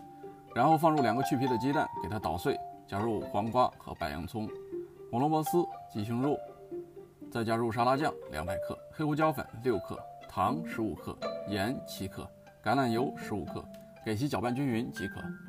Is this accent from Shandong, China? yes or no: no; Shaanxi, China; accent: Shaanxi dialect; 用我们陕西话讲叫洋芋。